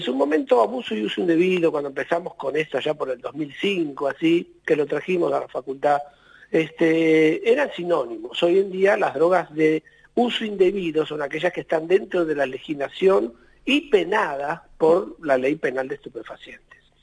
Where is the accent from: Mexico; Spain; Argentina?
Argentina; nosotros somos Argentina